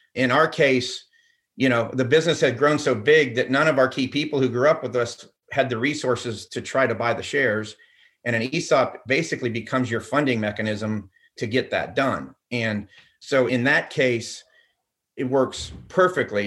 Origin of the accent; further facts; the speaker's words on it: Orlando, Florida, United States; also born or lived in Pella, Iowa; I'm as close to a Floridian as you can possibly get